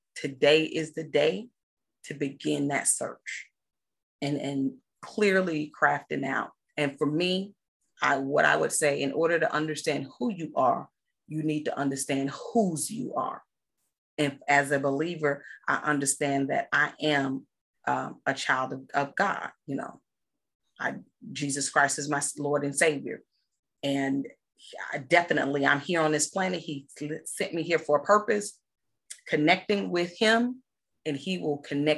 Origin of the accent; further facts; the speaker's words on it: McComb, Mississippi, United States; also born or lived in England; now in Texas, United States; I'm born and raised in Mississippi